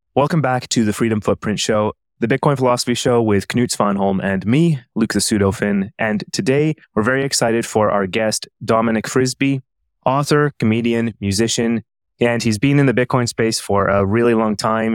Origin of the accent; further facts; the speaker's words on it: Canada; moved away as an adult; now in Helsinki, Finland; I am from Canada originally